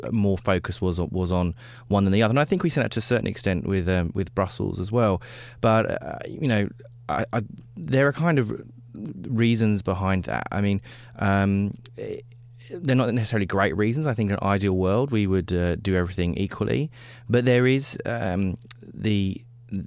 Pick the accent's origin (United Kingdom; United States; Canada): United Kingdom; London; I grew up in London when the IRA were bombing all parts of the UK